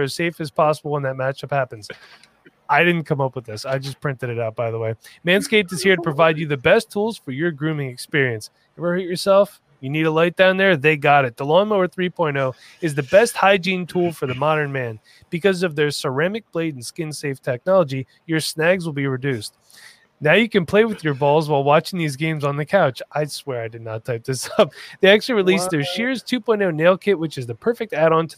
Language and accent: English; East Coast, United States; I'm from the East Coast